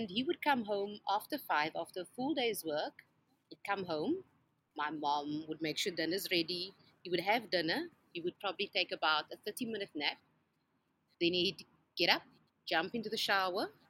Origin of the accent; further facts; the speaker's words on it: Somerset West, Western Cape, South Africa; I grew up in Somerset West